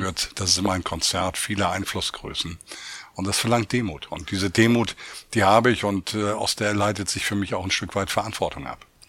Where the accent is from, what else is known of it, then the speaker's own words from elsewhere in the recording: Hamburg, Germany; also born or lived in Oldenburg; jetzt hier in meiner Heimatstadt Hamburg